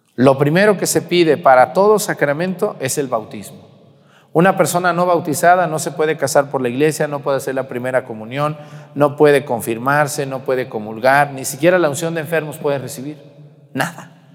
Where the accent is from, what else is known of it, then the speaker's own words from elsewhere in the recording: Mexico; nosotros los mexicanos